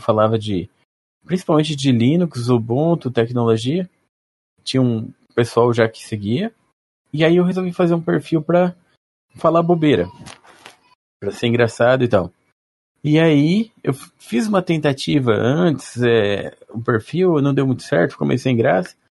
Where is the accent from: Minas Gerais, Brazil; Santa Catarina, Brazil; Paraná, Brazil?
Paraná, Brazil; Maringá; also born or lived in São Paulo; Eu sou de Maringá. Ah, nasci em São Paulo, vim quando era criança